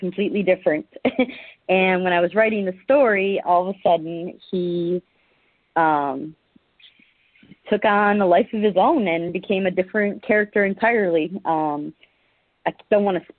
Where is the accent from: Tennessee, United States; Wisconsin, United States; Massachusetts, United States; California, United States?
Wisconsin, United States; Milwaukee; moved away as an adult; I was born and raised in near Milwaukee, so I lived there most of my life until I joined the military